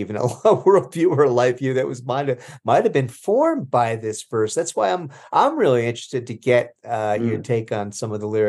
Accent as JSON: {"language": "English", "region": "New Jersey", "country": "United States", "said": "I'm from Jersey, though. I have that handicap."}